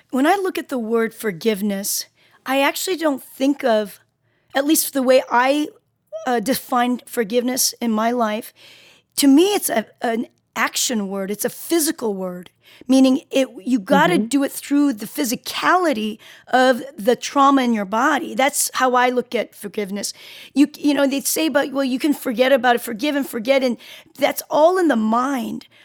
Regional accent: Seoul, South Korea; born there; i was born in South Seoul, Korea, South Korea, and, and I was on a mountain.

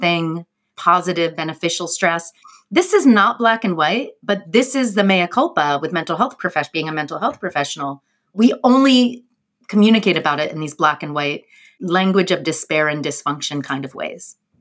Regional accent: New York, United States; as a New Yorker

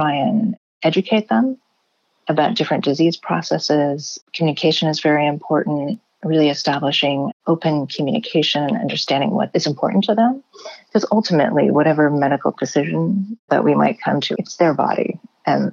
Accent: Maine, United States; now in California, United States; I'm originally from Maine

